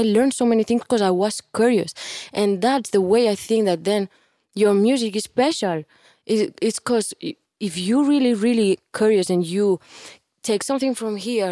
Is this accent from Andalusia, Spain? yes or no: no; Barcelona, Catalonia, Spain; English is a second language; moved away as an adult; now in Miami, United States; I'm from Barcelona